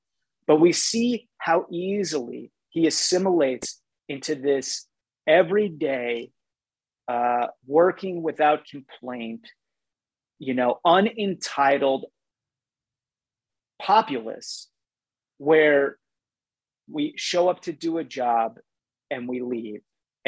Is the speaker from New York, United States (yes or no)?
no; Chicago, Illinois, United States; Watching it as a Chicagoan made me fall in love all over again.